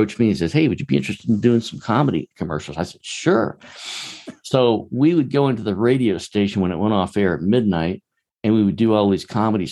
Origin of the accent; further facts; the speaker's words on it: Charleston, South Carolina, United States; I grew up in Charleston, South Carolina, just a long way from Hollywood